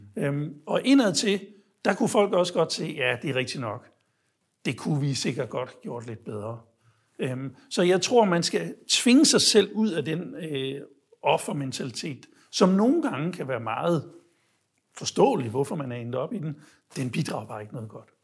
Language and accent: Danish; Denmark; jeg var fra Danmark